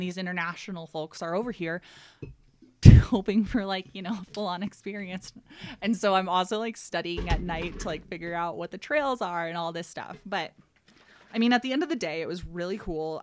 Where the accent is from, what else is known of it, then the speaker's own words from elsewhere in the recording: Ohio, United States; moved away as an adult; also born or lived in Aspen, Colorado; I'm from Ohio, and I went to school in Cincinnati